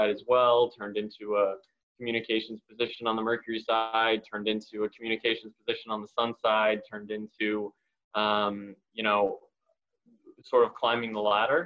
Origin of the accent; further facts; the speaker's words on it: Phoenix, Arizona, United States; born and raised in Phoenix and a lifelong Suns fan